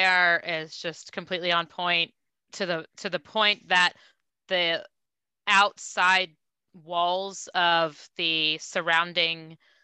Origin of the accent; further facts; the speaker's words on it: Ohio, United States; I'm from Ohio